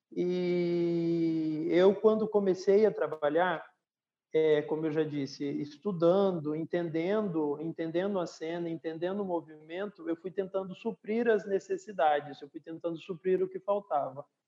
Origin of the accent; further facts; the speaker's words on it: Mato Grosso, Brazil; Eu nasci em Mato Grosso